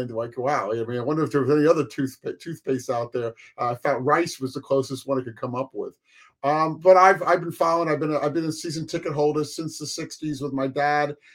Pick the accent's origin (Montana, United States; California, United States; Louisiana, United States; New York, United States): New York, United States; Nanuet; my dad was military, World War II. He got us involved. We grew up in Nanuet, which is just south of the academy, about 30 miles south